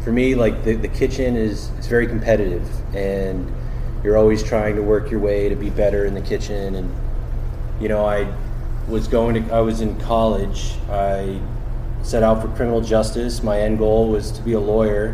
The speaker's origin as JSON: {"language": "English", "town": "Bristol", "region": "New Hampshire", "country": "United States", "tie": "born or raised there", "moved": "yes", "said": "I grew up in Bristol, New Hampshire"}